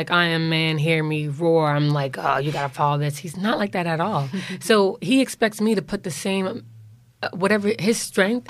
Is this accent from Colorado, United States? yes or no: no; New York City, New York, United States; growing up in New York